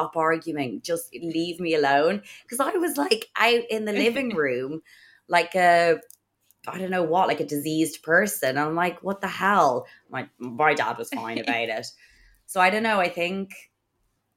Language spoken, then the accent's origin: English; Ireland; we're obviously Irish and it's obviously a strict Catholic country as well